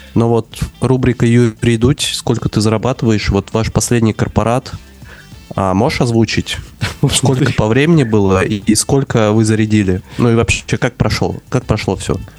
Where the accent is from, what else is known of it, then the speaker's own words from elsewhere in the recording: Moscow, Russia; moved away as an adult; now in Barcelona, Spain; я вырос в этом районе